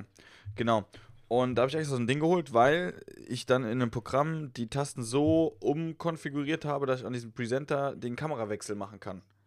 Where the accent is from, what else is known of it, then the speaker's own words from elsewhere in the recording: Westerwald, Rhineland-Palatinate, Germany; moved away; ich komme aus dem Westerwald